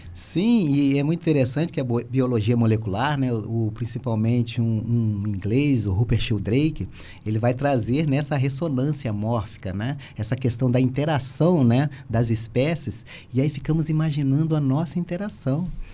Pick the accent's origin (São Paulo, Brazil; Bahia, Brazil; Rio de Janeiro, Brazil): Rio de Janeiro, Brazil; Volta Redonda; now in Criciúma, Brazil; natural de Volta Redonda, mas meu pai é mineiro